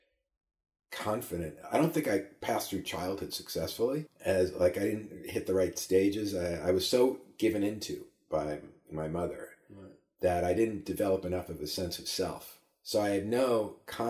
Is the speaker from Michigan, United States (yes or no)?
no; New York City, New York, United States; moved away as an adult; also born or lived in Maryland / Miami, Florida / California; I grew up in Queens, New York